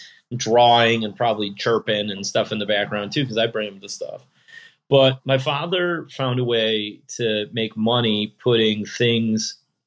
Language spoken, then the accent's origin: English; Rochester, New York, United States; now in Buffalo, United States; I was born just outside Rochester. I was born between Rochester and Syracuse. I live in Buffalo.